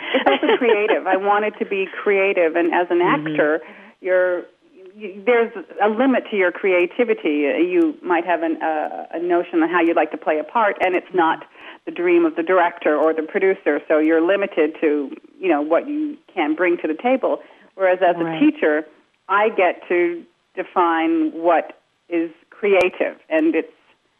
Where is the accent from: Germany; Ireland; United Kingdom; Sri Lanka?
United Kingdom; England; also born or lived in Montreal / Toronto; now in Canada; Plus, I'm from England, and I lived in Montreal, and then I lived in Toronto, and I've grown up with all these different influences in my life